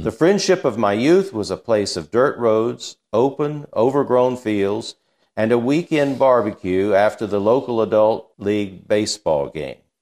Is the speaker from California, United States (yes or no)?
no; Apex, North Carolina, United States; where we grew up on Hunter Street